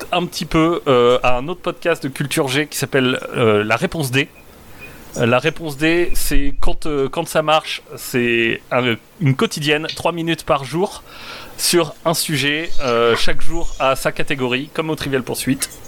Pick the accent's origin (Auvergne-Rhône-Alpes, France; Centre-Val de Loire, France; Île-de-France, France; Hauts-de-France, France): Hauts-de-France, France; le dernier parle de, du héros de chez moi, Jean Bart, puisque moi je moi je suis flamand.